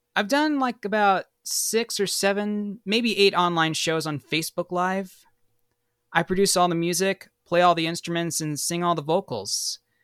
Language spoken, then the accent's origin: English; Bay Area, California, United States; moved away as an adult; also born or lived in Sacramento; now in Los Angeles, United States; I was born in Sacramento, and then I'm originally from the Bay Area, but I moved to Los Angeles in two thousand fourteen to pursue my career